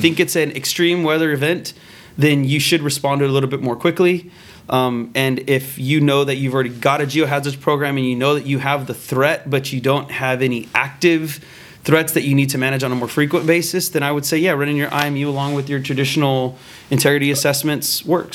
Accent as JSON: {"language": "English", "region": "Texas", "country": "United States", "tie": "born or raised there", "said": "I was born and raised in Texas"}